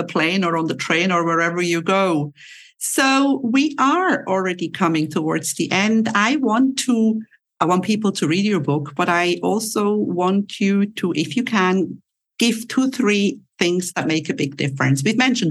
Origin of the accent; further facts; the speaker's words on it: Switzerland; now in Cyprus; I was born in Switzerland